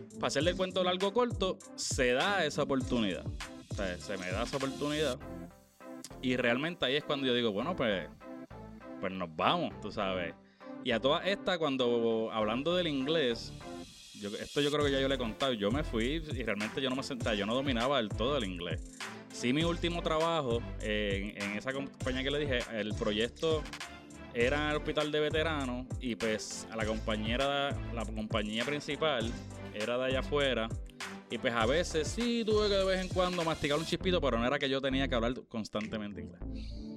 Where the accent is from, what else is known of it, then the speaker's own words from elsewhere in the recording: Naguabo, Puerto Rico; moved away as an adult; also born or lived in San Juan, Puerto Rico; now in United States; Soy de Nahuabo. básicamente toda mi vida viví en Nahuabo